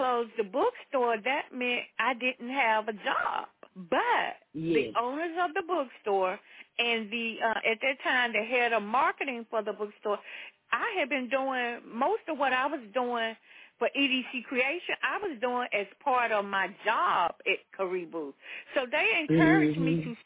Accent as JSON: {"language": "English", "region": "the South", "country": "United States", "tie": "born or raised there", "said": "I grew up in the South"}